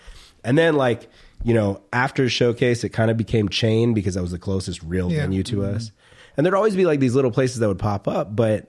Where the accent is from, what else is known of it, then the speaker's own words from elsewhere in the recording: Riverside, California, United States; We're from Riverside too.